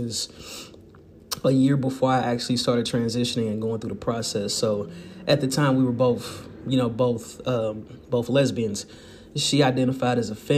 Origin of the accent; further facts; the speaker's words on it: St. Louis, Missouri, United States; growing up in St. Louis, Missouri